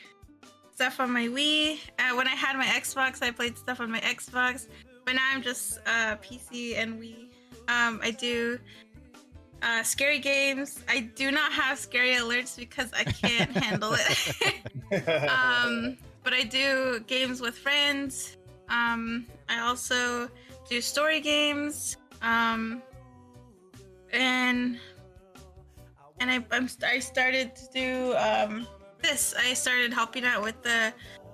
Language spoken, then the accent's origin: English; United States; moved away as an adult; now in California, United States; I am originally from the Navajo Nation on the reservation